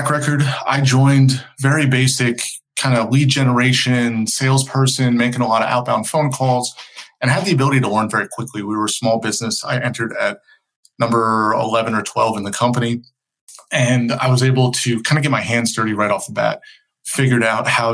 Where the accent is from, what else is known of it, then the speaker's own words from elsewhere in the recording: outside of New York, United States; moved away as an adult; also born or lived in Pennsylvania; now in North Carolina, United States; I grew up outside of New York, went to school in Pennsylvania